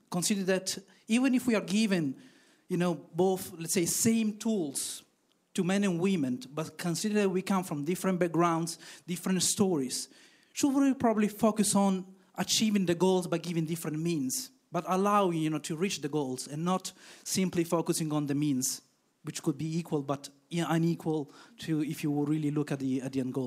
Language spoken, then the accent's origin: English; Italy; now in Belgium; I'm originally from Italy, but living in Belgium